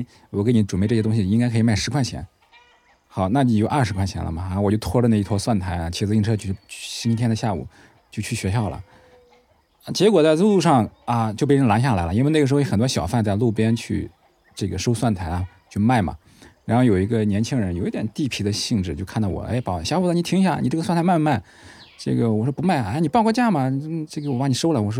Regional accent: Hubei, China; accent: Henan; 我就是一个在湖北长大，然后呢是河南口音的一个人。

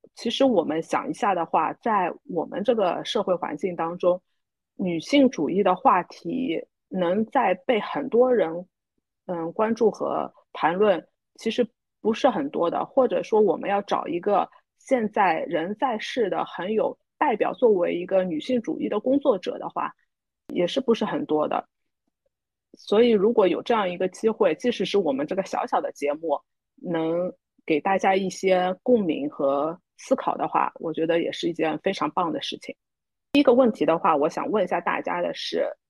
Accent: Shanghai, China; 我们都是那个独生子女啊，呃，特别是在上海长大的

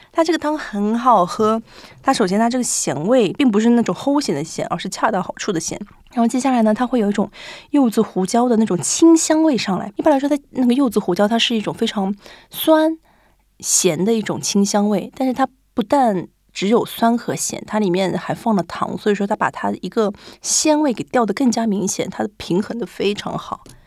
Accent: Shanghai, China; moved away as an adult; now in Japan; 我家是上海的嘛

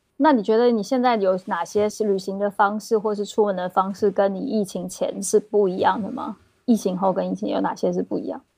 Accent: Taiwan; also born or lived in Beijing / Netherlands; now in Amsterdam, Netherlands; 你能听出来是一个台妹

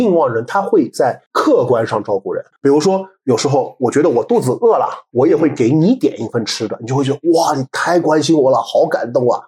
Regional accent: China; 我们中国人

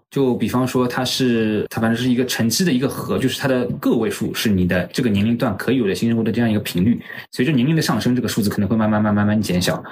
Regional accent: China; 我们中国人的夫妻生活

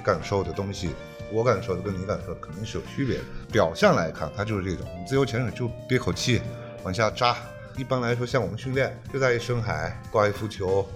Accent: Yunnan, China; moved away as an adult; now in Bohol, Philippines; 我是云南人

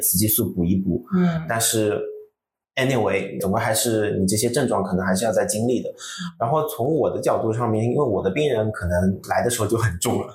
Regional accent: Shanghai, China; 我们上海话讲得很聒噪的

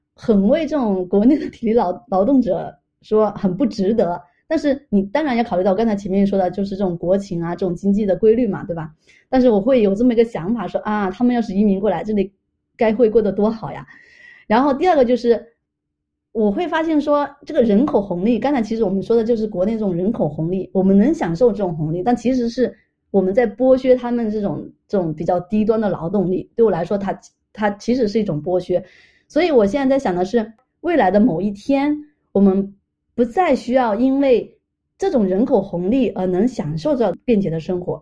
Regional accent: China; also born or lived in Montreal, Canada; now in Toronto, Canada; 我作为一个中国人

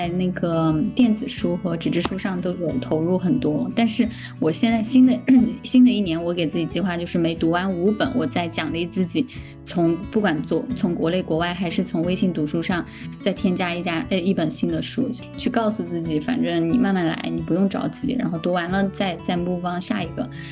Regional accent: Sichuan, China; moved away; 我是四川人嘛

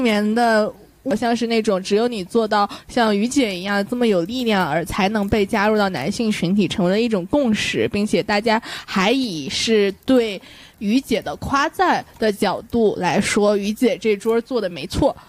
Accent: Northeast China, China; 我本身作为一个东北人哈，看到嗯我的家乡街道的泼天的风 富贵

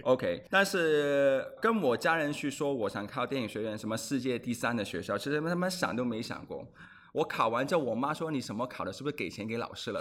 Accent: Hong Kong; Chinese is a second language; moved away as an adult; also born or lived in Australia / Beijing; now in Shanghai, China; 我是土生土长的香港人

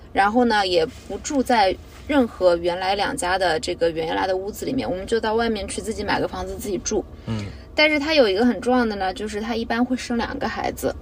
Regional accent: Jiaxing, Zhejiang, China; now in Shanghai, China; 我是嘉兴人

